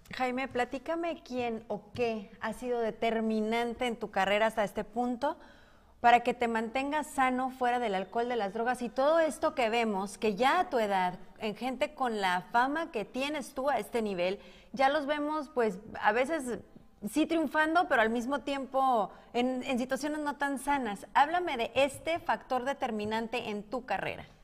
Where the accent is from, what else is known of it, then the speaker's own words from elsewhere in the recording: Mexico; como mexicanos